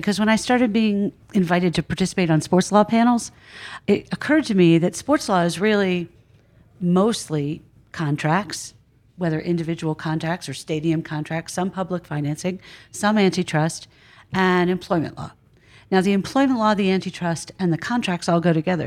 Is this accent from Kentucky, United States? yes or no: no; Philadelphia, Pennsylvania, United States; I'm from Philadelphia.